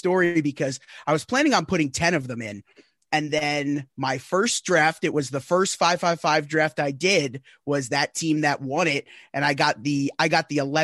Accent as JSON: {"language": "English", "region": "Northeast", "country": "United States", "said": "I'm from the Northeast"}